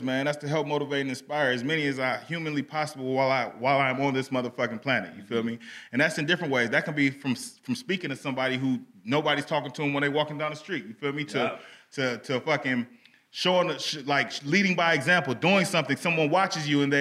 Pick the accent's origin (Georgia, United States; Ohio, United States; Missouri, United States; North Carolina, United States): Ohio, United States; Cleveland; moved away; my hometown of Cleveland, Ohio